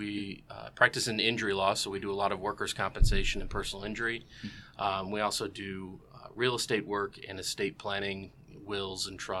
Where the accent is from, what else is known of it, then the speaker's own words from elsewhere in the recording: Aurora, Illinois, United States; I'm actually a Aurora guy, so born and raised in Aurora. Both my parents' families are longtime residents of Aurora. Still live there now, but work in St. Charles and have been in Kane County area for a long time.